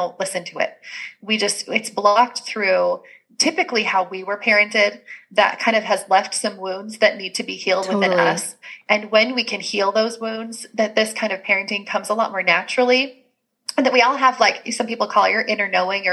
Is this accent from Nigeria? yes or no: no; Canada; I'm Canadian.